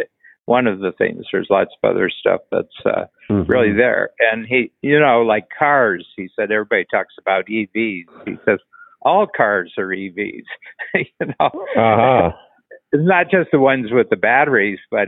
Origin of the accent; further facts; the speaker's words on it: Ohio, United States; I'm from Ohio. I grew up about 120 miles north of where they're talking about.